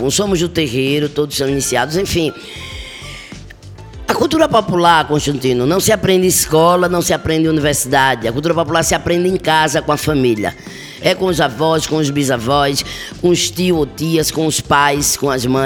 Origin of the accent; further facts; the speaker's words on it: Olinda, Pernambuco, Brazil; Eu sou nascida e criada na Barreira do Rosário, que é, é um morro que tem no entorno da cidade alta de Olinda.